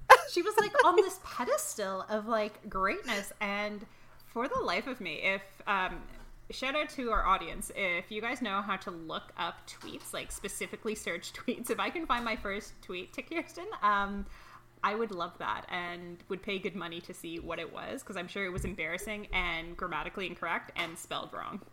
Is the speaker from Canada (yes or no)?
yes; Toronto, Ontario, Canada; I was born and raised in Toronto